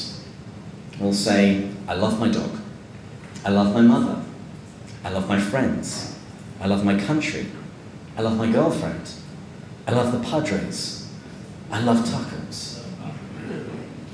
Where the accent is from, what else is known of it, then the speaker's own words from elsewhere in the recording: England, United Kingdom; as an Englishman